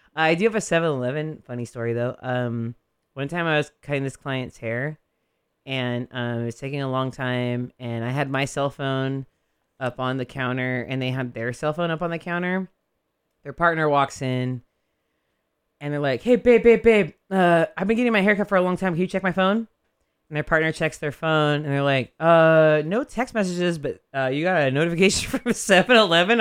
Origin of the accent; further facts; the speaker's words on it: Modesto, California, United States; moved away; I'm still from Modesto